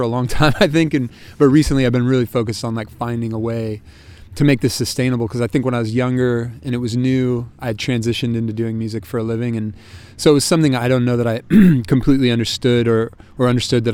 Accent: Sacramento, California, United States; now in San Francisco, United States; I grew up in Sacramento

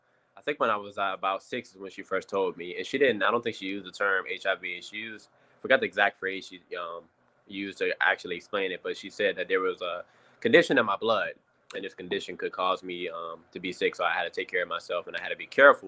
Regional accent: Washington, District of Columbia, United States; I was born in Washington, D.C., 1993, July 8th, 1993.

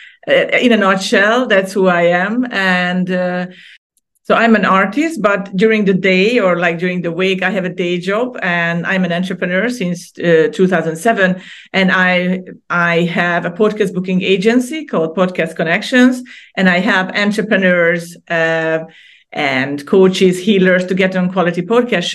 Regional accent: Hungary; moved away as an adult; also born or lived in Denmark; now in Cyprus; I was born and raised in Hungary in Central Europe

